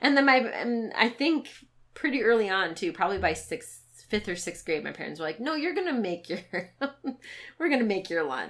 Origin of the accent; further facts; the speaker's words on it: Minnesota, United States; Growing up in Minnesota